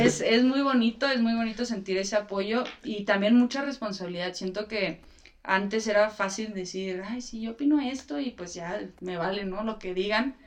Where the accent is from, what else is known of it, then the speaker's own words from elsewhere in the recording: Chihuahua, Mexico; yo soy de Chihuahua